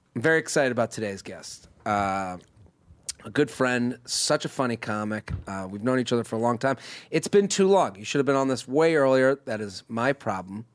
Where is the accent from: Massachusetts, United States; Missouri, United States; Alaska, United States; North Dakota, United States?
Massachusetts, United States; Needham; moved away; I'm literally sitting in my hometown. Probably, I'm from Needham, but uh, probably somewhere in the greater Boston area